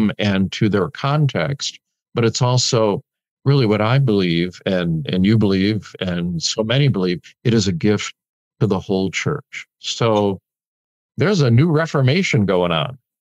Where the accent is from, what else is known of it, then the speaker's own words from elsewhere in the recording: Chicago, Illinois, United States; moved away; I'm a Chicago boy, and I've learned Spanish